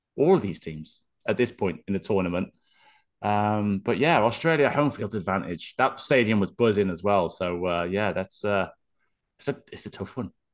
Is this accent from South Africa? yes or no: no; Wales, United Kingdom; as a Welshman